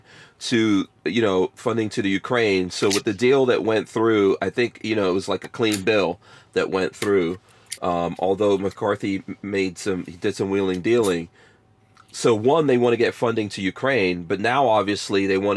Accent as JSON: {"language": "English", "country": "Guyana", "tie": "born or raised there", "also_born_or_lived": "Africa", "moved": "yes", "lives_now": "United States", "said": "I was born in Guyana, and Guyana, up until right before I was born, was actually a British colony"}